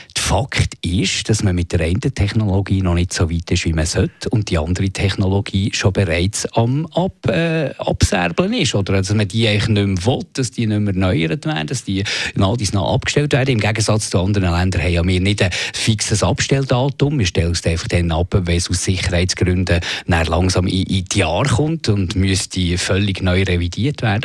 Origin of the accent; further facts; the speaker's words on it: Switzerland; bei uns in der Schweiz